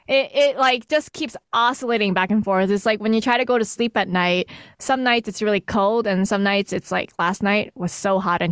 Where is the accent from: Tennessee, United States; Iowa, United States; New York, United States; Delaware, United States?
New York, United States; New York City; moved away as an adult; also born or lived in Texas; now in Chelsea, United States; I'm actually from Brooklyn, New York, born and raised New York.